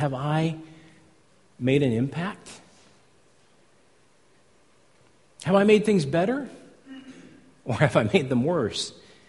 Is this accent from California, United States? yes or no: yes; California, United States; I come from California